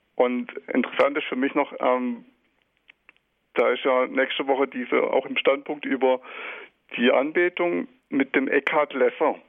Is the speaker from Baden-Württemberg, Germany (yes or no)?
yes; Sulzbach, Baden-Württemberg, Germany; also born or lived in near Bern, Switzerland; now in Switzerland; Ich komme ursprünglich aus Sulzbach bei Moosbach mhm. im Odenwald